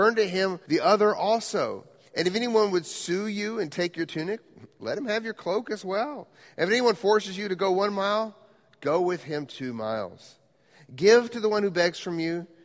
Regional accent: Quito, Pichincha, Ecuador; moved away; I grew up in Quito, Ecuador.

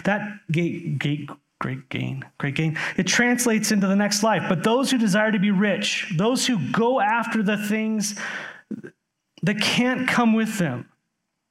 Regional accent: United States; As an American living in 2021

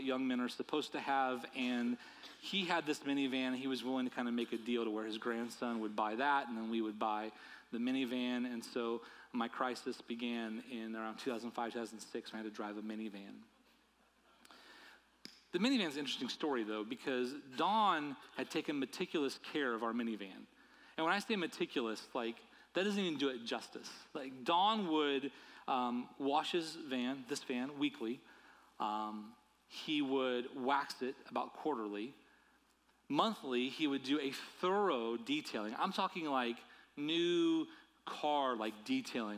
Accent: United States; my life as an American

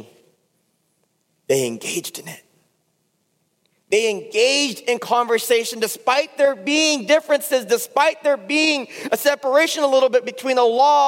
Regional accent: California, United States; I'm from California

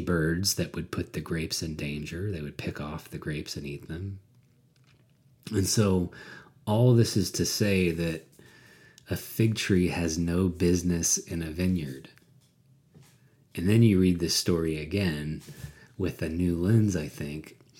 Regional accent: United States; I grew up in America uh, white and middle class.

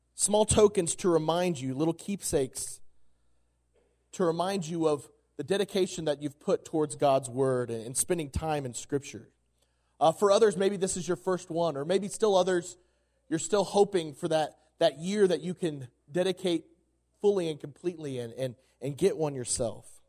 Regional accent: Oklahoma, United States; moved away as an adult; now in Colorado, United States; I'm from Oklahoma

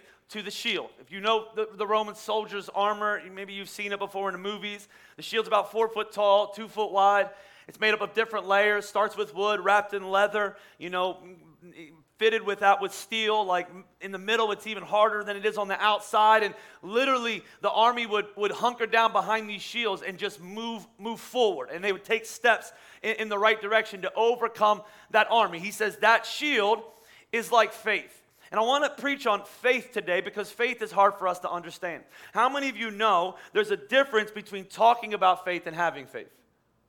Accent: Pennsylvania, United States; I'm from Pennsylvania

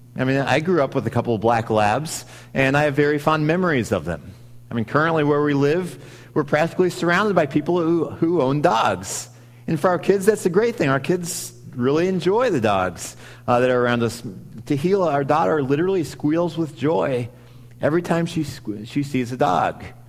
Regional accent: Missouri, United States; moved away as an adult; now in Wisconsin, United States; I grew up in Missouri, and so I didn't grow up around Packers mania, but I had recently moved to Wisconsin at that point

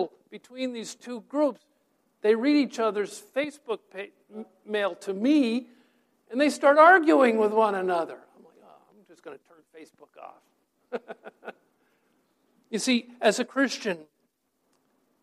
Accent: New Hampshire, United States; now in Bergen County, New Jersey, United States; my high school friends that I grew up with up in New Hampshire

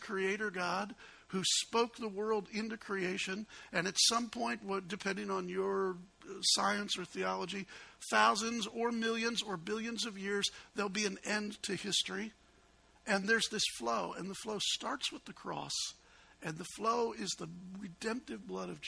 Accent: Chicago, Illinois, United States; I'm an obnoxious Yankee. I grew up in Chicago

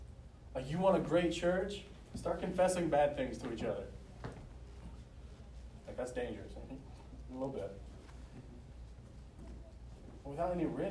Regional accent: the South, United States; accent: southern; You got to learn to love me and my southern accent.

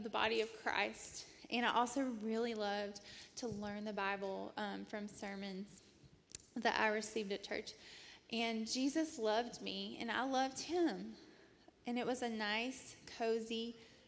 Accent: Rome, Georgia, United States; moved away as an adult; I was born and raised in Rome, Georgia

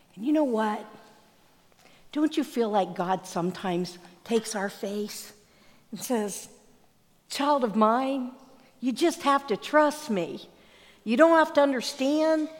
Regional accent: Pennsylvania, United States; Growing up in Pennsylvania, I was in our minister's home

